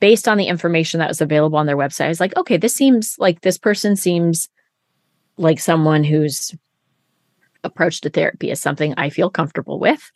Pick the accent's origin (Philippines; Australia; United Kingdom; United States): United States; Siskiyou County, California; people cared that I was from Siskiyou County